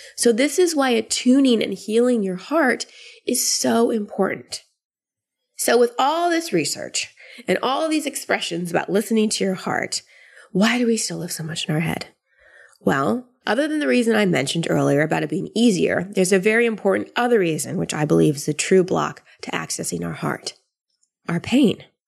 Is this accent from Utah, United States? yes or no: no; Austin, Texas, United States; moved away; Austin, which is my hometown where my family is